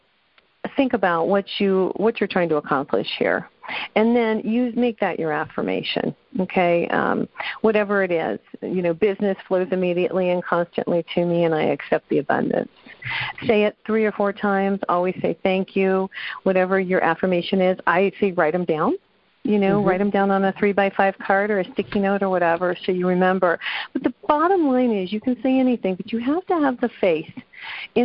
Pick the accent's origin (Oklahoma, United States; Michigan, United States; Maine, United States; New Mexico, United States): New Mexico, United States; I'm from New Mexico